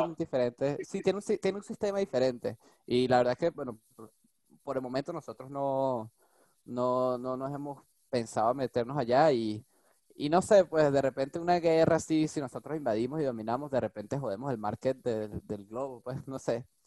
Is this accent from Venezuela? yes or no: yes; Venezuela; now in France; yo soy venezolano. nací en Venezuela.